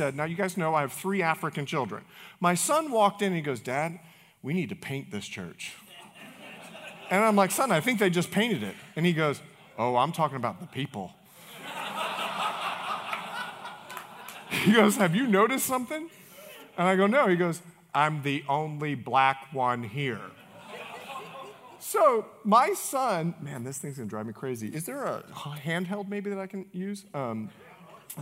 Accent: Bahamas; moved away; I'm from the Bahamas

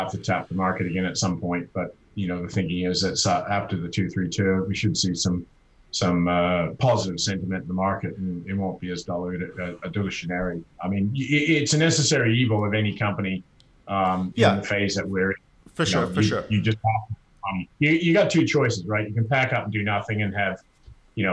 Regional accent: Canada; as a Canadian

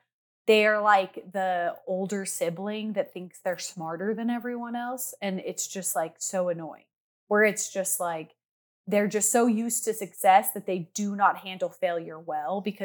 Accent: Idaho, United States; growing up in Idaho

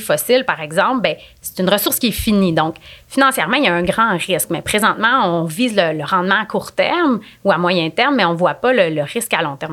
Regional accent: Quebec, Canada; en tant que Québécois, en tant que Canadiens

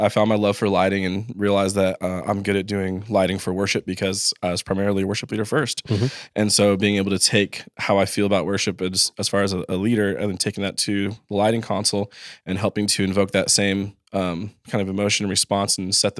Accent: Los Angeles, California, United States; I was from Los Angeles, so out in the desert area called Rancho Cucamonga

